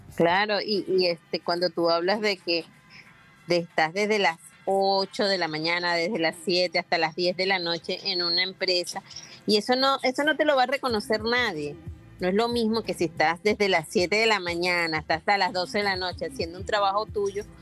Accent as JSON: {"language": "Spanish", "country": "Venezuela", "moved": "as an adult", "lives_now": "Panama", "said": "yo soy venezolana y emigré a Panamá"}